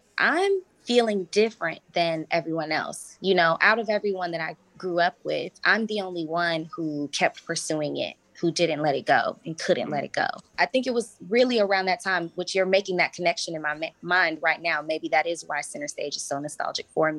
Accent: Chicago, Illinois, United States; moved away as an adult; also born or lived in Atlanta / New York / Los Angeles / Sydney; now in London, United Kingdom; I'm from Chicago

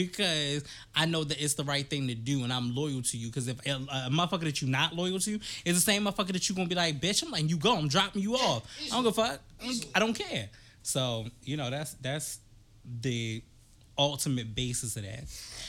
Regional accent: East Coast, United States; We are from the East Coast, but Sue and Trey, which are Stage 30, are from the West Coast.

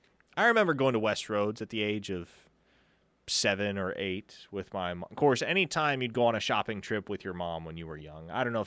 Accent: Nebraska, United States; moved away; growing up in Nebraska

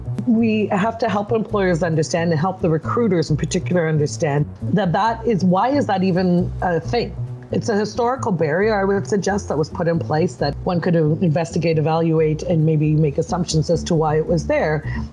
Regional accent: Malta; born there; also born or lived in Germany / Canada; So first Malta and then Germany, which is where I was born in Malta. And then we lived in Germany before coming back to Canada.

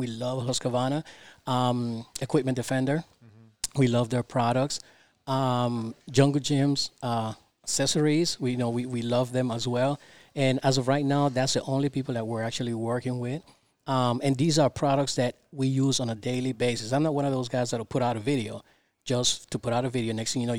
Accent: Panama; born there; By the way, I was born in Panama, the Republic of Panama. Okay. So, yo hablo español.

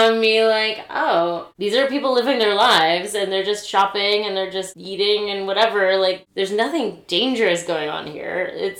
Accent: Richmond, Virginia, United States; I grew up in Richmond, Virginia, but I kind of lived in, like, a suburb of Richmond, but my school was near downtown

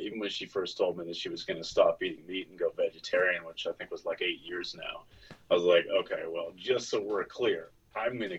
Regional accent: Nova Scotia, Canada; I grew up here in Nova Scotia

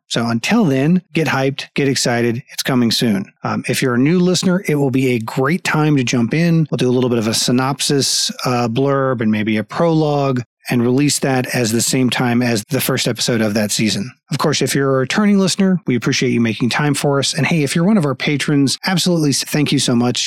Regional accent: United States; also born or lived in Florida / Texas; I grew up in Florida and Texas

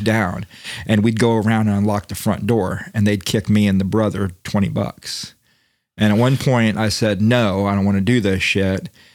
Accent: Daytona Beach, Florida, United States; I grew up in Daytona Beach

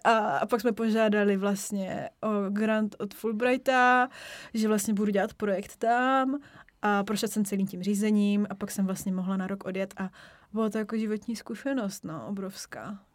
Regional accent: Czechia; also born or lived in Germany / United States; Prostě já jsem Češka, můžu tam jet, reprezentovat Česko

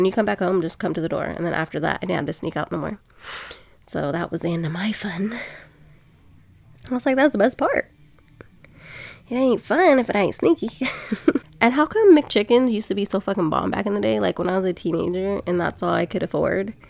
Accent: Sacramento, California, United States; I'm from Sac, but I live on, like, the outskirt of town now.

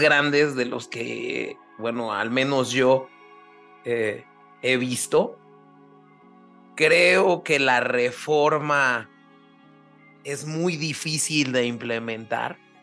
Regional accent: Mexico; como un mexicano común y corriente

